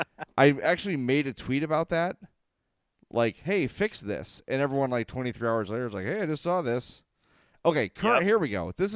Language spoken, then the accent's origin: English; Chicago, Illinois, United States; I'm from Chicago.